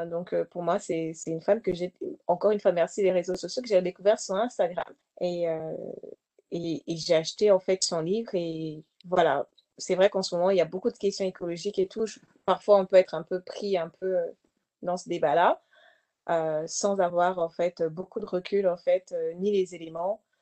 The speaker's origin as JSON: {"language": "French", "country": "DR Congo", "said": "elle a parlé en fait de l'Est du Congo, bon, moi, forcément, je viens du Congo"}